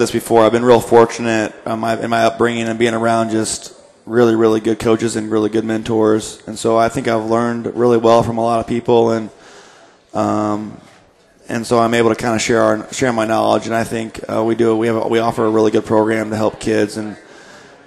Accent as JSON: {"language": "English", "town": "Indianapolis", "region": "Indiana", "country": "United States", "moved": "yes", "lives_now": "Fort Wayne, United States", "said": "I'm from Indy"}